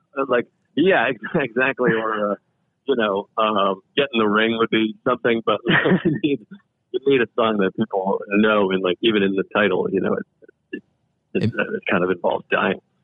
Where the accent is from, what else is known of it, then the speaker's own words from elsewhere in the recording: Massachusetts, United States; I grew up in Mass, Massachusetts